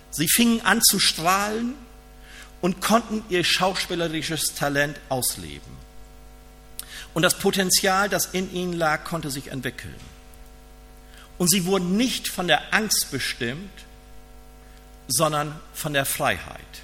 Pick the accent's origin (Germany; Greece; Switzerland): Germany; ich bin ja aus Friese